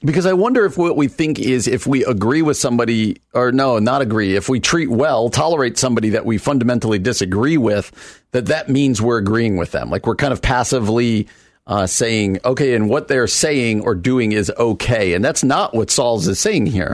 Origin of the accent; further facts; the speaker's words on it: New Jersey, United States; New Jersey. That's my home state